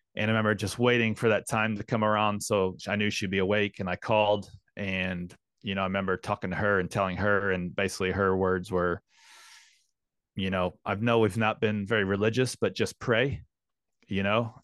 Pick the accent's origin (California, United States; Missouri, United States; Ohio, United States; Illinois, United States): Missouri, United States; St. Louis; moved away as an adult; also born or lived in London, United Kingdom; now in Queenstown, New Zealand; Saint Louis, Missouri is, uh, my, my hometown. Grew, born and raised there